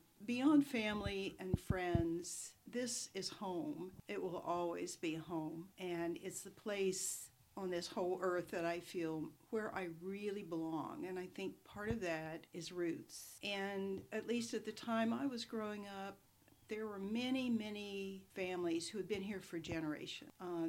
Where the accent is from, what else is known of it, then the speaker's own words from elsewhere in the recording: Appalachia, United States; Here, I have, you know, some of my best friends I started out in first grade